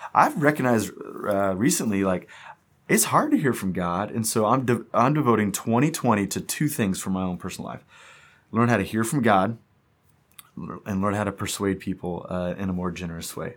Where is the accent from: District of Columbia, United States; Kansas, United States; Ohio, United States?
Kansas, United States; Wichita; moved away as an adult; also born or lived in Atlanta, Georgia / Memphis; we are from Wichita, and we've been gone